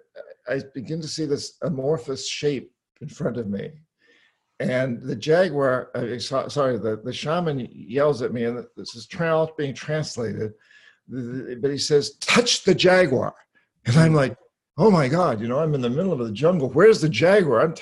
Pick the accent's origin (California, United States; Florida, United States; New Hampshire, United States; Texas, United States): New Hampshire, United States; moved away; I grew up in New England, New Hampshire. I come from over 300 years of Yankees in that part of the world